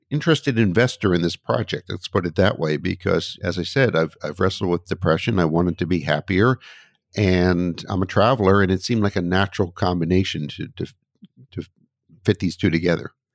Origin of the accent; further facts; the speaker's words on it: United States; my home country, the U S.